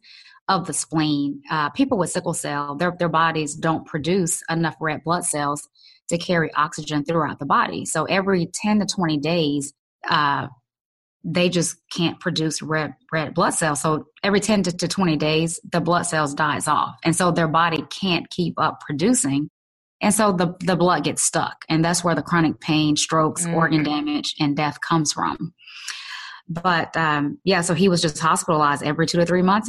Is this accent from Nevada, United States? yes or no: no; Louisiana, United States; growing up in Louisiana.